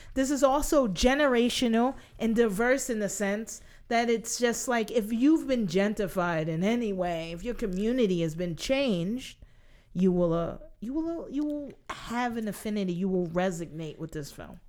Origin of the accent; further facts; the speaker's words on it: New York City, New York, United States; as a native New Yorker